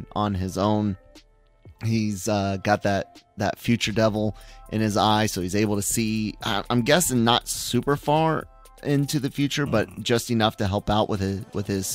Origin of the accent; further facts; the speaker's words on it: United States; as an American